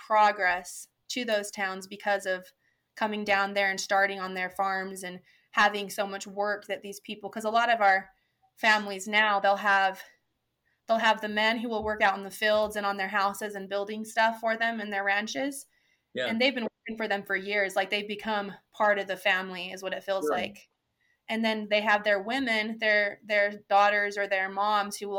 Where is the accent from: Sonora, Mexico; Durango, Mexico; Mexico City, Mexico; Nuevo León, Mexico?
Sonora, Mexico; La Mora; also born or lived in Chihuahua; now in United States; I grew up in La Mora in Sonora on our ranch